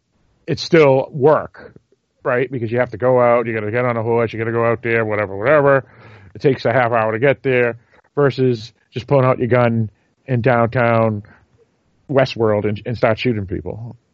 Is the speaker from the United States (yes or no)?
yes; New England, United States; I'm from New England.